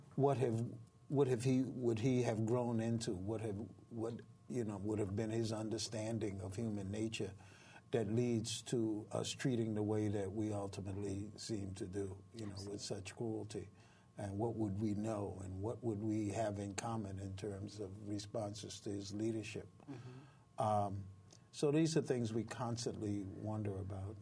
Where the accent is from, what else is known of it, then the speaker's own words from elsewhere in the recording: Washington, District of Columbia, United States; I was born in Washington, D.C., and I'm 76 years old